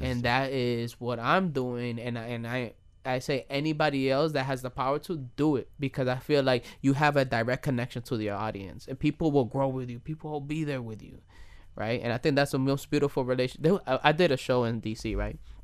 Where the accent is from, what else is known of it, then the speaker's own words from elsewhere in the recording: United States; I'm Dominican and I was born and raised in the United States of America